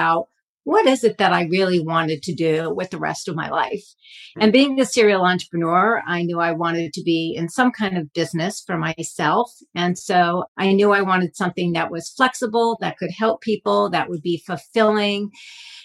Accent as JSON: {"language": "English", "town": "Stamford", "region": "Connecticut", "country": "United States", "tie": "born or raised there", "said": "I grew up in Stamford, Connecticut, which is a very wealthy community"}